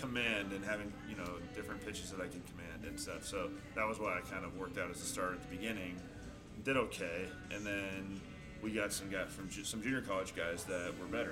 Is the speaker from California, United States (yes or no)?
yes; Chico, California, United States; I'm from Chico, so it was kind of always my hometown team